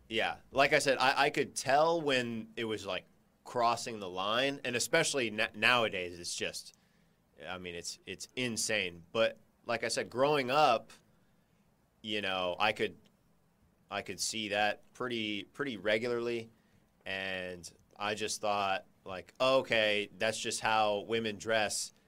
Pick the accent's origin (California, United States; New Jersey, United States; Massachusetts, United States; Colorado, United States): California, United States; I grew up in California.